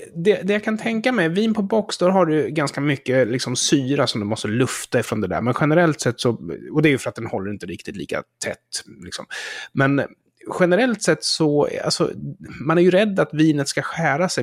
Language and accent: Swedish; Sweden; som svensk